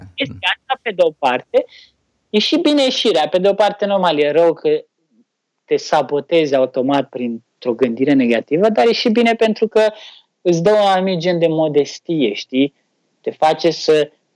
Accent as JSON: {"language": "Romanian", "country": "Romania", "said": "noi românii"}